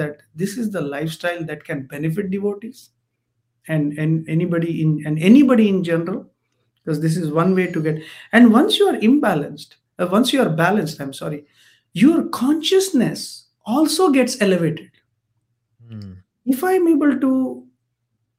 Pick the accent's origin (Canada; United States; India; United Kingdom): India; Mangalore, Karnataka; I come from Mangalore, right, South India